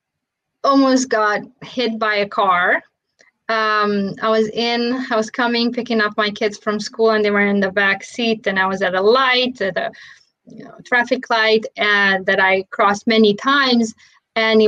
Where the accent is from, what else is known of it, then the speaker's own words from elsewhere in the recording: Romania; moved away; when I was growing up in Romania